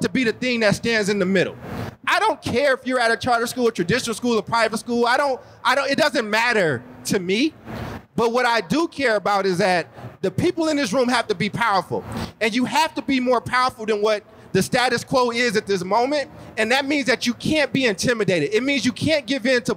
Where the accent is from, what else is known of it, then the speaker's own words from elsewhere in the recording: Oakland, California, United States; also born or lived in Chicago; I was born in Chicago and grew up in Oakland.